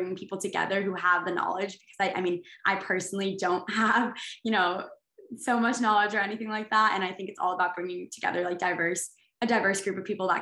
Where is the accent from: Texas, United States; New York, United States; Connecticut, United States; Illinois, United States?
Connecticut, United States; New Haven; I'm from New Haven, Connecticut, and there's a lot of community organizing that happens there. And I think I was very inspired by that growing up as well